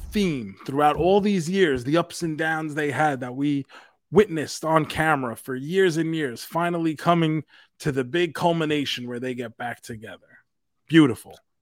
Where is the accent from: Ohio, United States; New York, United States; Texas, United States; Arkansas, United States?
New York, United States; New York City; Queens, New York for ICW right. No Holds Barred, a special wrestling appearance in my hometown